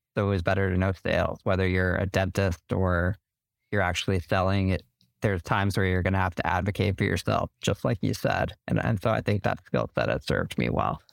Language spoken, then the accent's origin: English; Denver, Colorado, United States; moved away as an adult; also born or lived in Alabama; now in Washington, D.C., United States; I'm from Denver, Colorado